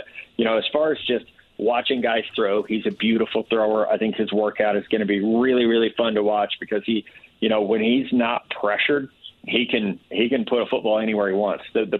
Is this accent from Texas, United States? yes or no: no; Missouri, United States; I'm from Missouri.